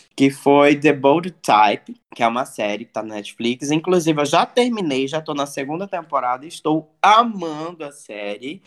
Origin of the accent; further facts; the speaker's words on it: Cuiabá, Mato Grosso, Brazil; now in Rio de Janeiro, Brazil; eu sou de Cuiabá, Mato Grosso